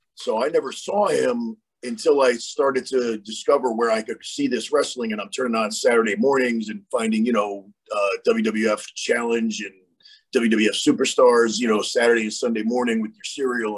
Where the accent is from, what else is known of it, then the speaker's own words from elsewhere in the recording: New York, United States; moved away; I'm originally from New York